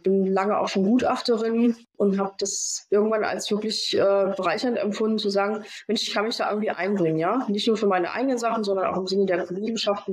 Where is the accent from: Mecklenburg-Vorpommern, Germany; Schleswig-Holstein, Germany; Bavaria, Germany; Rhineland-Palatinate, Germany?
Mecklenburg-Vorpommern, Germany; Rostock; also born or lived in Stuttgart; ich bin tatsächlich gebürtigerin äh, Rostockerin. Ja, ich komme von hier. War lange Zeit weg.